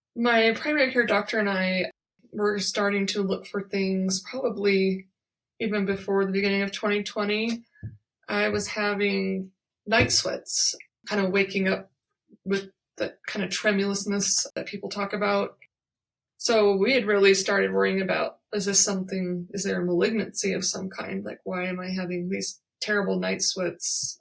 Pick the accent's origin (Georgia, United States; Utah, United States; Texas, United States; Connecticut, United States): Utah, United States; Vernal; moved away; I'm currently in my hometown of Vernal, Utah